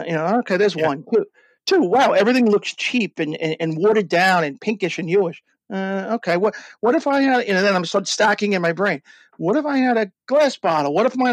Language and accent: English; Long Island, New York, United States; I'm from Long Island. I did what almost every Long Islander does